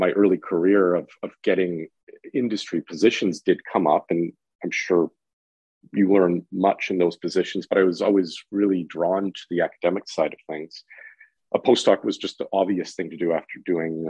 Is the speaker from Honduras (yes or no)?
no; Guelph, Ontario, Canada; moved away as an adult; now in Toronto, Canada; I'm originally from Guelph, and I did my undergraduate at the University of Guelph in theoretical physics.